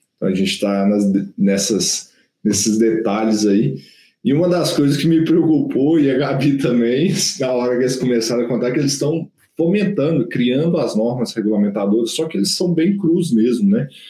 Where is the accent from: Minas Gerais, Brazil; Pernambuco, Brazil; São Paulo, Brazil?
Minas Gerais, Brazil; interior of; now in Belo Horizonte, Brazil; Eu sou do interior de Minas. Pô, vim para BH